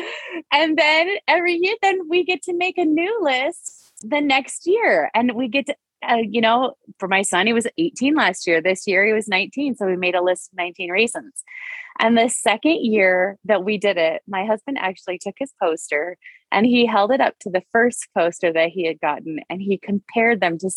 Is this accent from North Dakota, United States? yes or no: yes; North Dakota, United States; moved away; I hail from North Dakota.